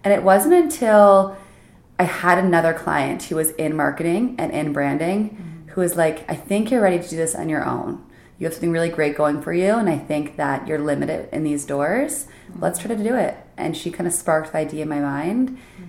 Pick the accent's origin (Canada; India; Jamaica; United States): Canada; Nova Scotia; also born or lived in New Brunswick; Nova Scotia / New Brunswick.